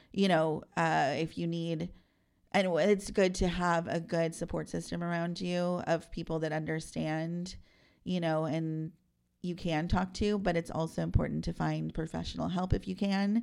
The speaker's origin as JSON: {"language": "English", "town": "San Antonio", "region": "Texas", "country": "United States", "said": "I'm a South Side girl"}